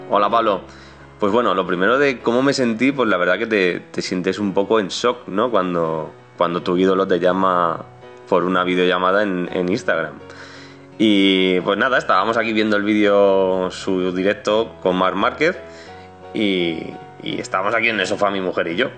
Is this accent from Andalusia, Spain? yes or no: no; Leganés, Community of Madrid, Spain; de Madrid, de Leganés